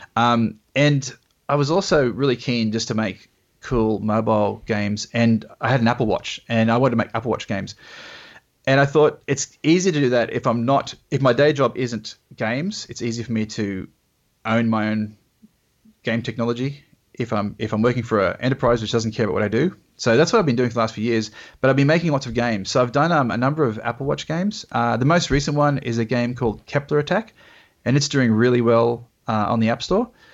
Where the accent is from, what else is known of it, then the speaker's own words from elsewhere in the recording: Australia; being Australian